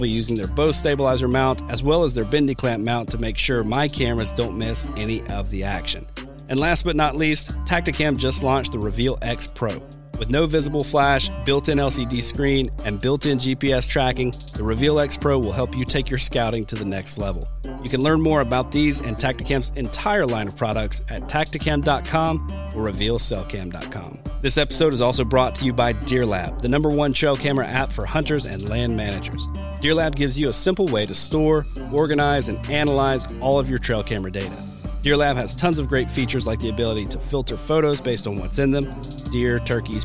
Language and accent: English; Deep South, United States; growing up, I grew up in the Deep South.